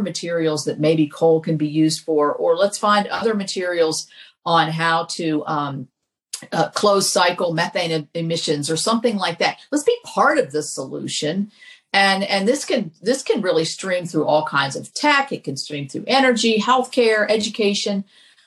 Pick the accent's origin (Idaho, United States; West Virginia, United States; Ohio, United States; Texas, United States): West Virginia, United States; Kanawha Valley; we're from the Kanawha Valley.